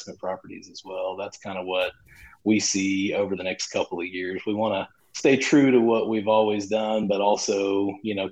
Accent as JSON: {"language": "English", "region": "just outside of Oklahoma City", "country": "United States", "tie": "born or raised there", "said": "my hometown, which is just outside of Oklahoma City"}